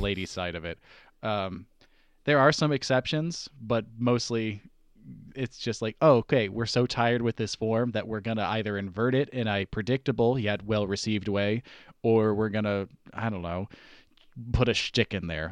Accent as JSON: {"language": "English", "region": "East Coast", "country": "United States", "said": "we are all from the East Coast"}